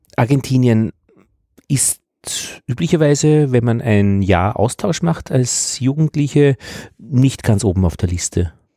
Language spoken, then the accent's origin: German; Braunau am Inn, Upper Austria, Austria; moved away; also born or lived in Altheim, Upper Austria; ich komme aus Braunau